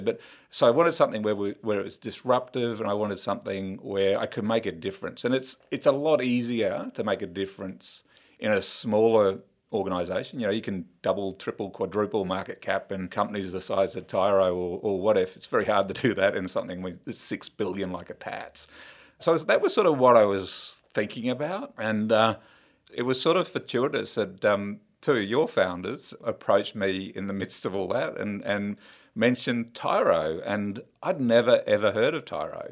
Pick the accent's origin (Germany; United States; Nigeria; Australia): Australia; Queensland; I'm a Queenslander through and through